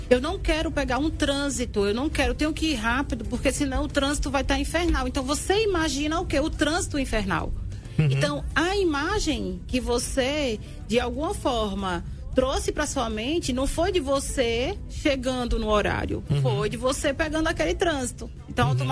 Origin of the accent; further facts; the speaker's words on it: Arapiraca, Alagoas, Brazil; sim, sou da terra, sou de Arapiraca.